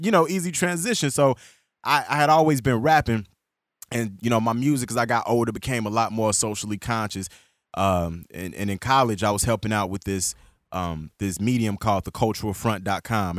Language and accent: English; Chicago, Illinois, United States; also born or lived in Calumet City, Illinois; I grew up in Chicago and South Shore